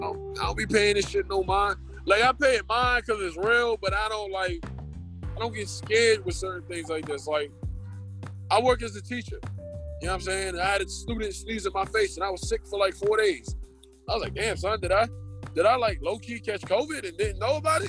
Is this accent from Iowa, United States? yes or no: no; New York City, New York, United States; I'm from New York. I'm from Brooklyn